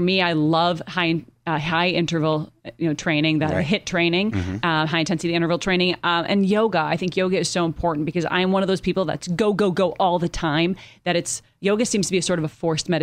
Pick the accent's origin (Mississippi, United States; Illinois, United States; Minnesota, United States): Minnesota, United States; Minneapolis; now in Los Angeles, United States; we're going back to my hometown, Minneapolis